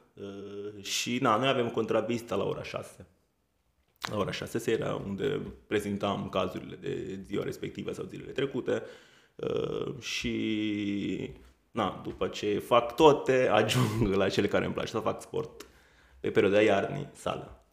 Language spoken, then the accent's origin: Romanian; Italy; Romanian is a second language; moved away as an adult; now in Romania; Sunt italian.